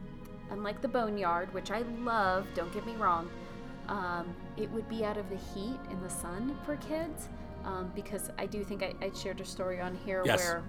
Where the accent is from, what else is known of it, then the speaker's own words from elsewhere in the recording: Tucson, Arizona, United States; growing up in Tucson